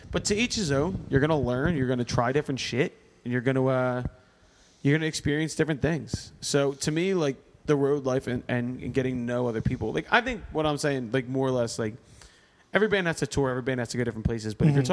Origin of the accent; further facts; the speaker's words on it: Philadelphia, Pennsylvania, United States; we're from Philly